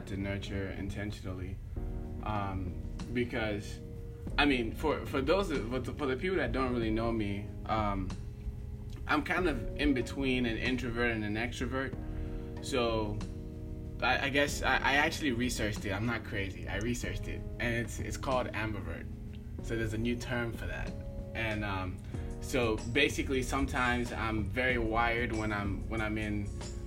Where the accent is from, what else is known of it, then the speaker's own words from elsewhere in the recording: Nigeria; I am from Nigeria